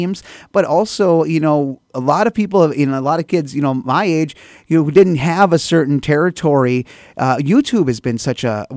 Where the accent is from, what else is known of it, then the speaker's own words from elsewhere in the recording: northwestern Minnesota, United States; I grew up here in northwestern Minnesota